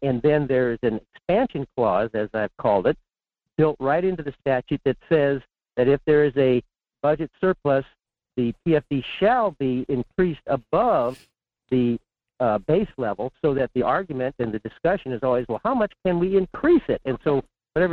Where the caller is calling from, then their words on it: Fairbanks, Alaska, United States; in Fairbanks.